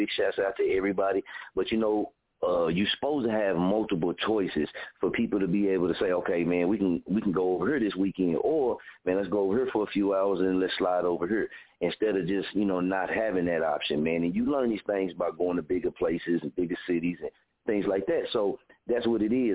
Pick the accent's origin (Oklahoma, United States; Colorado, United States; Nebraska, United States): Oklahoma, United States; I'm from Oklahoma.